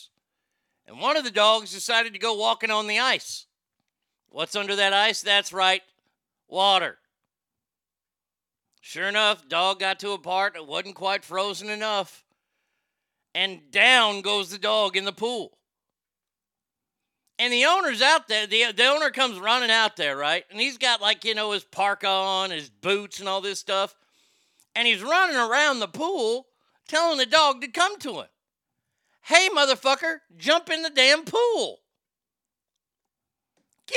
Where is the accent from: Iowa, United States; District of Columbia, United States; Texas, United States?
Texas, United States; as a Texan